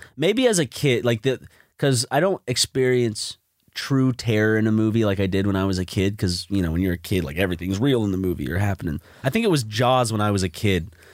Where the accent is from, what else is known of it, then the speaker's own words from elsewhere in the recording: Columbia, South Carolina, United States; now in Los Angeles, United States; Columbia, my home t, like, my hometown where I was bo-, where I was born